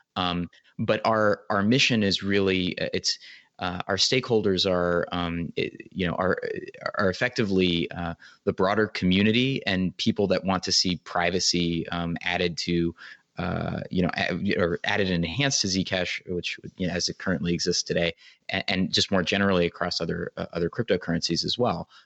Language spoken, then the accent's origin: English; United States; as an American